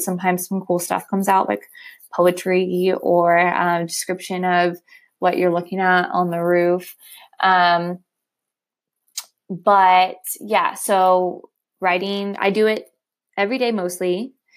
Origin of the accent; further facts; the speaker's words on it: Ohio, United States; moved away as an adult; also born or lived in New York City; I am from Ohio, but I lived for the past five years in New York City.